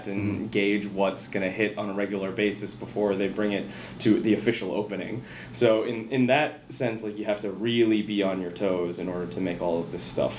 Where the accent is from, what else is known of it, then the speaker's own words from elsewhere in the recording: Rochester, Minnesota, United States; Rochester, Minnesota, right okay.